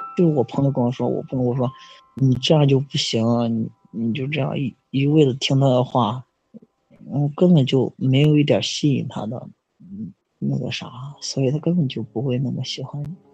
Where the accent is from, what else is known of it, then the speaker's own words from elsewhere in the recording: Zhengzhou, Henan, China; 我是郑州的